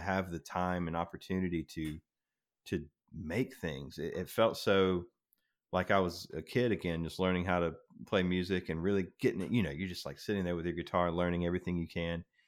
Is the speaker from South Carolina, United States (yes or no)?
yes; South Carolina, United States; I grew up in South Carolina, right on the border of North Carolina